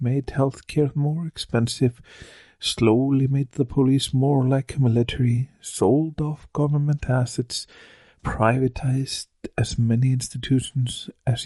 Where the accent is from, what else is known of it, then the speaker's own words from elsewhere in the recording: Akureyri, Northeastern Region, Iceland; in my hometown of Akureyri